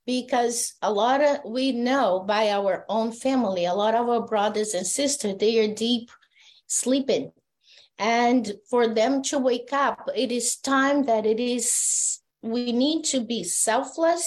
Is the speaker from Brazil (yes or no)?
yes; Brazil; I'm from Brazil